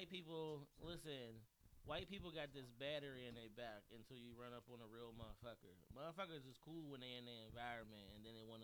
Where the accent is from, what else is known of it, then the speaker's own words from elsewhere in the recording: Manchester, United States; I'm from Manchester. Like this place holds a very special place to me.